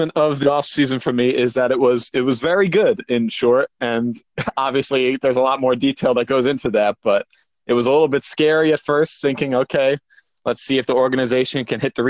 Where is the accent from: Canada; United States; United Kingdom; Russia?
United States; New Jersey; I'm from New Jersey